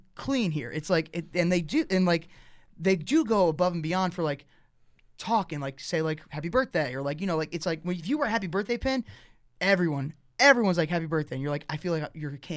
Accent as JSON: {"language": "English", "town": "Toms River", "region": "New Jersey", "country": "United States", "tie": "born or raised there", "said": "I'm from the Jersey Shore. Like, I grew up on the boardwalk."}